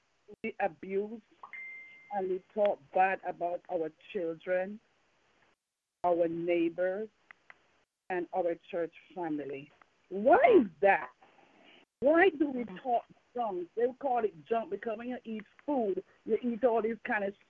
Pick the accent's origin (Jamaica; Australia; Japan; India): Jamaica; accent: Jamaican; moved away; I'm from Jamaica, and I still have some Jamaican accent in me.